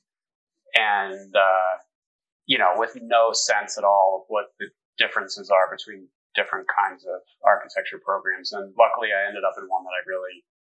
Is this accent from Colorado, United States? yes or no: yes; Denver, Colorado, United States; Denver, Southeast Denver. Hmm. Yeah, I grew up near Bible Park, like Yale and Quebec